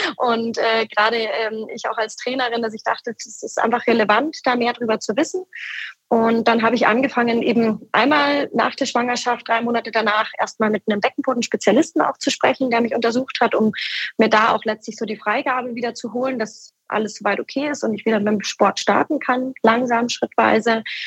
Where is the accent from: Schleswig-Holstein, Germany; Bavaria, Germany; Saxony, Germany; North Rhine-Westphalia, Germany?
Bavaria, Germany; Munich; moved away as an adult; also born or lived in Starnberg; now in Bamberg, Germany; als, sage ich mal, Münchner oder Starnberger Kinder